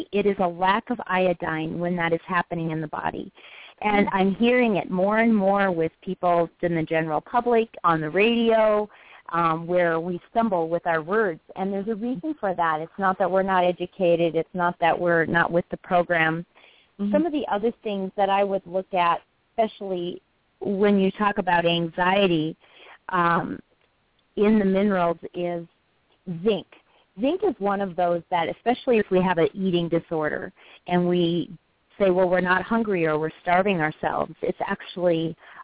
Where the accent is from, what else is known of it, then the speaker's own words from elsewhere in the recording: United States; we Americans